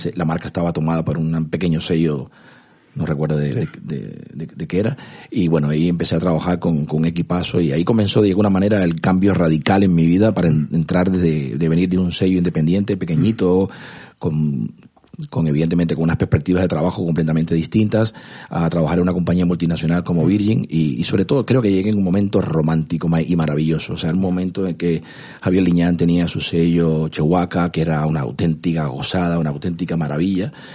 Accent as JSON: {"language": "Spanish", "country": "Cuba", "tie": "born or raised there", "also_born_or_lived": "Moscow, Russia", "moved": "as an adult", "lives_now": "Spain", "said": "yo nací en Cuba, eh, me crié ahí hasta, hasta los 18 años"}